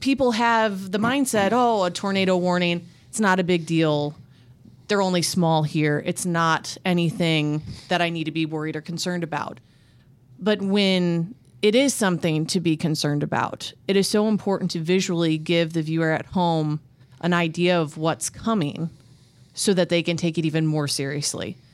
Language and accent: English; Midwest, United States; living and growing up in the Midwest